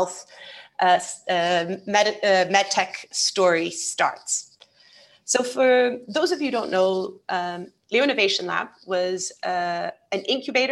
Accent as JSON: {"language": "English", "region": "England", "country": "United Kingdom", "tie": "born or raised there", "also_born_or_lived": "Brazil / Denmark", "moved": "as an adult", "lives_now": "United Arab Emirates", "said": "I was born in Brazil, so I'm Brazilian, but I'm half Brazilian, half Portuguese. And I grew up most of my childhood in England."}